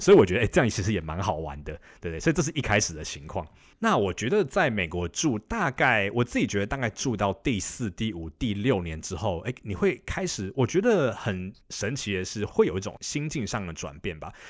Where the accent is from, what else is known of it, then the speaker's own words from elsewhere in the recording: Taipei, Taiwan; moved away as an adult; now in Boston, United States; 我现在是住在美国东岸的波士顿这个地方。那其实我本身是台北人